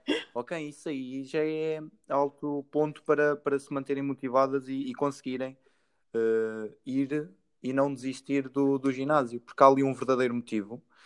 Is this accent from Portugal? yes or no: yes; Santa Comba Dão, Centro, Portugal; eu sou de Santa Coma